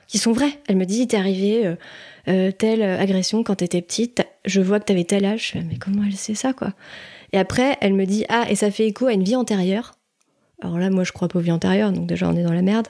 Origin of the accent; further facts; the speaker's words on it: Maisons-Laffitte, Île-de-France, France; now in Nantes, France; j'ai grandi euh, à Maison Lafitte en ile de france